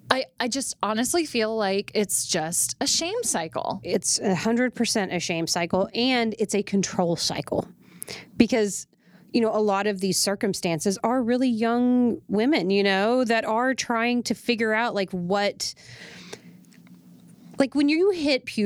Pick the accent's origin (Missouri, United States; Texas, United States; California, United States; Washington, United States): Texas, United States; definitely as a taxpaying American and as a Texan is unbelievable acceptable